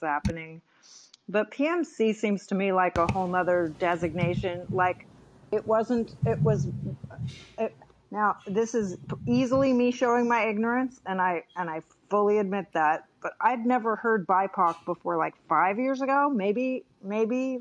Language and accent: English; Bay Area, California, United States; I'm a California native